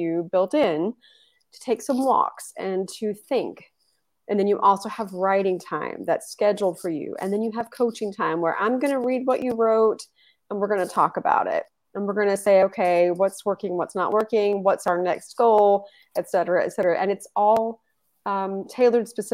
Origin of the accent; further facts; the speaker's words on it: Texas, United States; moved away as an adult; now in Tallinn, Estonia; I am from Texas